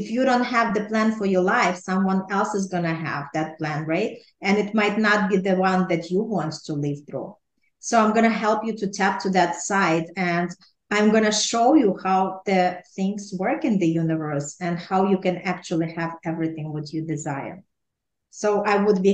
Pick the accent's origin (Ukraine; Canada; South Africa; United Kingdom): Ukraine; now in New York City, United States; I was raised in Ukraine